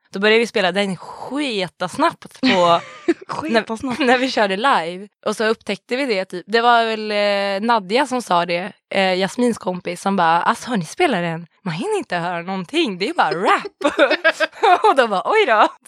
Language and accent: Swedish; Västerås, Västmanland, Sweden; jag är från Västerås.